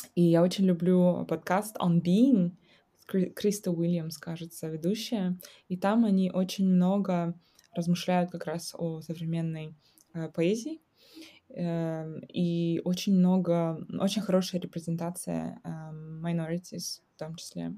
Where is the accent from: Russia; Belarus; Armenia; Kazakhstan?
Kazakhstan; moved away